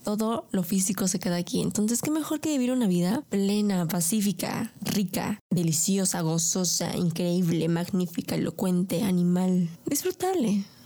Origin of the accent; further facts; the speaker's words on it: Mexico; primero soy mexicana